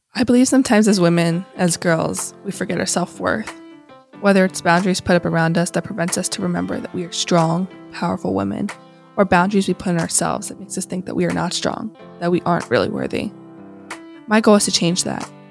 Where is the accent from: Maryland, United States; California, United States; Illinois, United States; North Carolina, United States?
Maryland, United States; moved away as an adult; also born or lived in Alabama